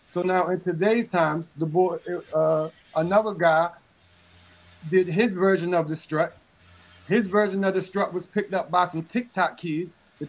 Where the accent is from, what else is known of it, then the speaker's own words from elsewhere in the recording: Baltimore, Maryland, United States; I'm from Park Heights, right? My part of the city is a city in its own.